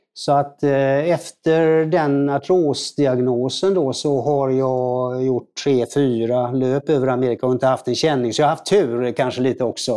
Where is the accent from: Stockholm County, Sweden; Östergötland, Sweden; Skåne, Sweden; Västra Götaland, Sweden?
Västra Götaland, Sweden; Gothenburg; jag är från Göteborg då, född i Göteborg